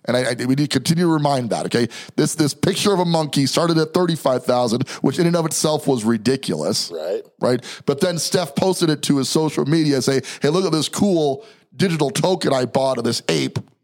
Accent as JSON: {"language": "English", "town": "New York City", "region": "New York", "country": "United States", "tie": "born or raised there", "also_born_or_lived": "New Jersey", "said": "I was born in Jersey, raised in Brooklyn. Okay. So still a New Yorker to the heart here"}